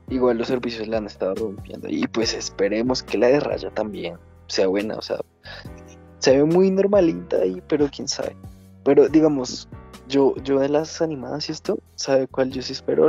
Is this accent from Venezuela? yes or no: no; Colombia; somos de Colombia